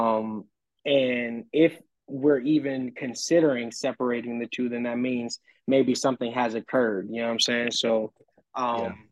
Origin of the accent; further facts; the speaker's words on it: New Orleans, Louisiana, United States; now in San Antonio, United States; I'm from New Orleans